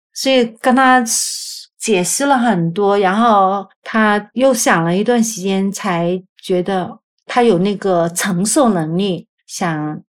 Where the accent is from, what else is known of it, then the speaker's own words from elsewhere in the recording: Guangzhou, Guangdong, China; moved away as an adult; now in United States; 一九七零年出生的，我的老家是广州，郊区的